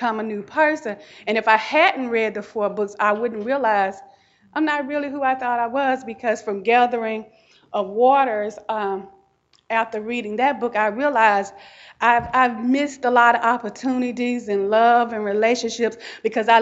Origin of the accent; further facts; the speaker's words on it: the South, United States; what my family told me about civil rights and racism and growing up in the South